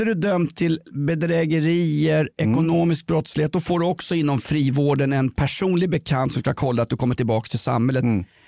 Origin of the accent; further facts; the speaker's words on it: Sweden; jag är uppväxt i Sverige på 1970-talet